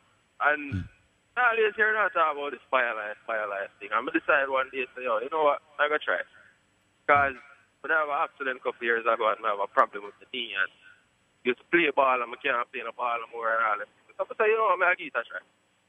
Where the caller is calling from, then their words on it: Poughkeepsie, New York, United States; You know, my car is from upstate New York.